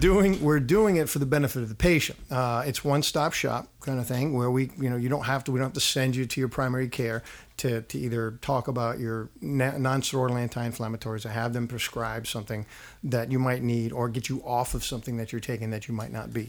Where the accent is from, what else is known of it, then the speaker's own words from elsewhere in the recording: New Orleans, Louisiana, United States; also born or lived in Donaldsonville; I grew up in New Orleans.